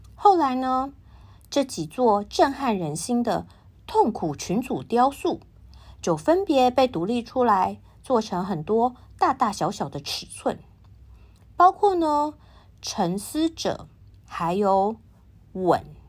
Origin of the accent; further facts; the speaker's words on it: Taiwan; 我是台湾人